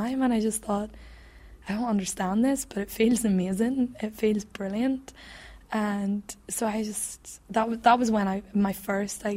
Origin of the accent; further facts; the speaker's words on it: England, United Kingdom; accent: English; my silly English accent